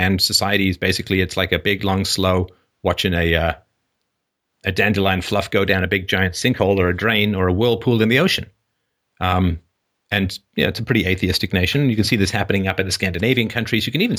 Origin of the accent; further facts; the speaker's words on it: Don Mills, Ontario, Canada; also born or lived in England; I grew up in Don Mills, and I was 11 when we got there, and I didn't know how to skate because I was from England and not a lot of skating in England.